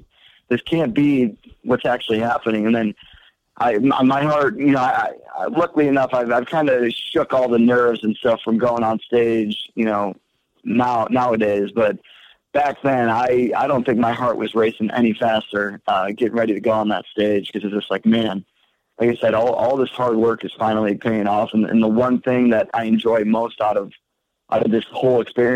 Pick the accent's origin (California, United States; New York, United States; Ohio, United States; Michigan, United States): Michigan, United States; Port Huron; I'm from Michigan, so I lived in Port Huron